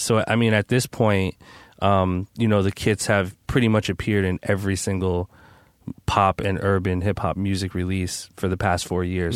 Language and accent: English; New Jersey, United States; I'm from Jersey